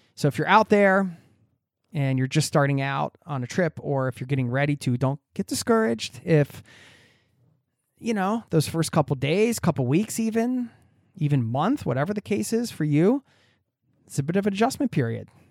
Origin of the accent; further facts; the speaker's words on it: East Coast, United States; I'm from the East Coast